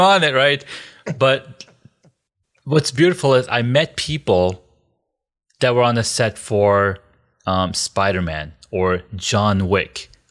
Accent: Corona, California, United States; moved away; I grew up in Cal, Corona, California.

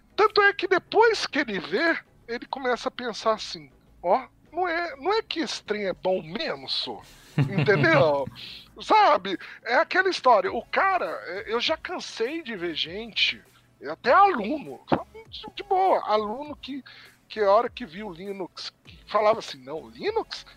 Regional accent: Brazil; somos brasileiros

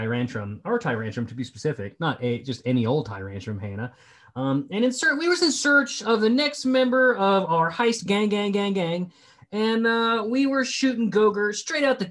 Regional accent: West Virginia, United States; I'm the guy from West Virginia that does things for nothing

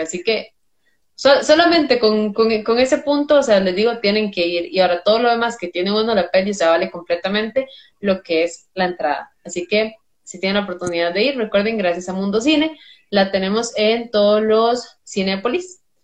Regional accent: Costa Rica; diría uno como tico

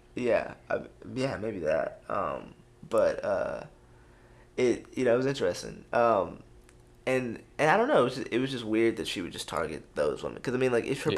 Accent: Houston, Texas, United States; I'm from Houston

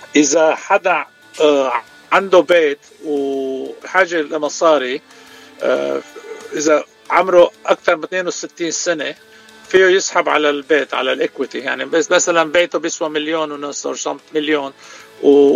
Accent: Beirut, Beirut Governorate, Lebanon; also born or lived in Chicago, United States; now in Santa Monica, United States; أنا ببيروت من راس بيروت، صار لي 44 سنة بأمريكا

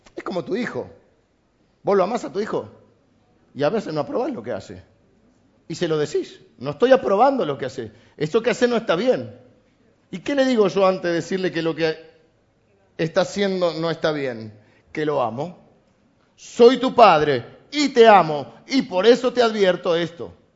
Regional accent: Argentina; Somos argentinos, además de cristianos.

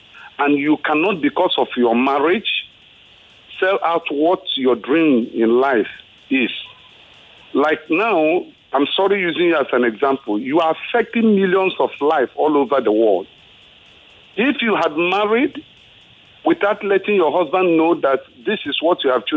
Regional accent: Igbo, Igboland, Nigeria; now in Ikeja, Nigeria; I'm from the Igbo extraction

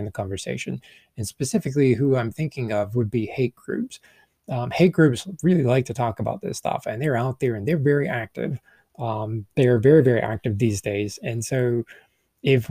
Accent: the American South, United States; I'm a Southerner

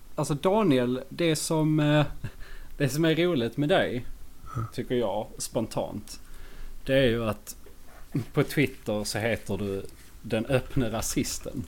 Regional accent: Skåne, Sweden; accent: Skånska; jag och … är ju, vi är båda från Skåne. Österlen

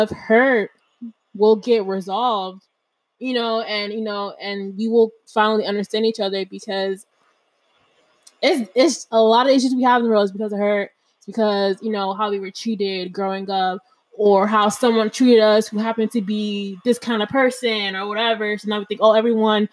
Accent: Harrisburg, Pennsylvania, United States; now in Florida, United States; Growing up in Pennsylvania, I grew up in a small town, Harrisburg

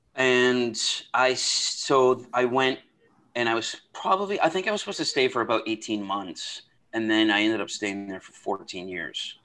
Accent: outside of Toronto, Ontario, Canada; I grew up in outside of Toronto

